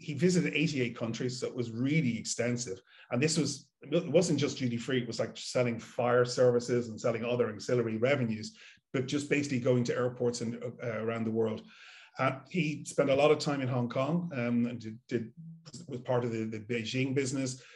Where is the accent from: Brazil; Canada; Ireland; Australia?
Ireland; Dublin, Leinster; growing up where I grew up in Dublin and Malahide was very much an airport themed